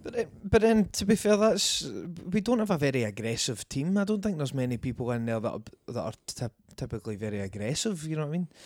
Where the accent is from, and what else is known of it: Scotland, United Kingdom